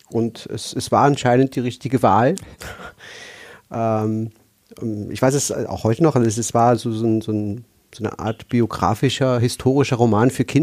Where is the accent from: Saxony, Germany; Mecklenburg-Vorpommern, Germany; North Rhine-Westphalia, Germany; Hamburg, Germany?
North Rhine-Westphalia, Germany; Aachen; Also ich, da kann ich einfügen, dass ich eigentlich aus Nordrhein-Westfalen komme. Also ich bin in Aachen